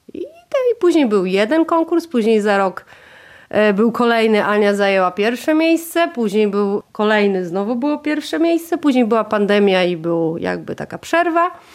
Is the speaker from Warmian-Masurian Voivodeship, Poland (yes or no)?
yes; Warmian-Masurian Voivodeship, Poland; moved away as an adult; now in Warmia, Poland; jesteśmy z mężem z Mazur